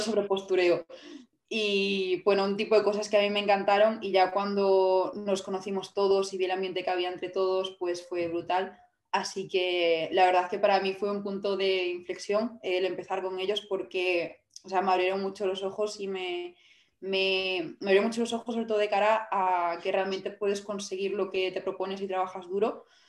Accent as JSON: {"language": "Spanish", "town": "Vigo", "region": "Galicia", "country": "Spain", "said": "yo soy de, de Vigo"}